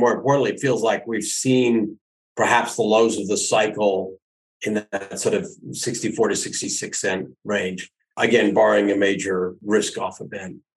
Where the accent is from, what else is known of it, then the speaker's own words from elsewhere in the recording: Canada; being a Canadian, I've lived through every